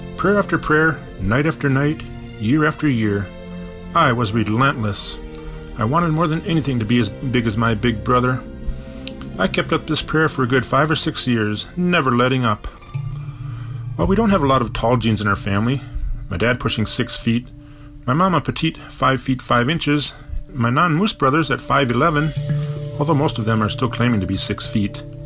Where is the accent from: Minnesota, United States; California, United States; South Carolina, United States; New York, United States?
Minnesota, United States; Bloomington; now in Minneapolis, United States; growing up in Bloomington, Minnesota, the middle child of a cluster of eight devout Catholic kids